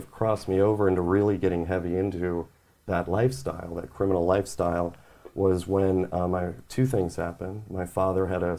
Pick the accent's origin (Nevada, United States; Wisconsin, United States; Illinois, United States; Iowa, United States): Wisconsin, United States; also born or lived in Georgia; Yeah, I was born in Georgia, moved to Wisconsin shortly after. Mm-hmm. Family moved around a lot.